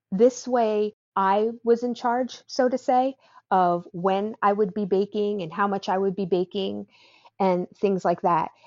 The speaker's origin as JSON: {"language": "English", "region": "New Jersey", "country": "United States", "tie": "born or raised there", "moved": "yes", "lives_now": "Wake Forest, United States", "said": "I grew up in New Jersey, and my family is Italian"}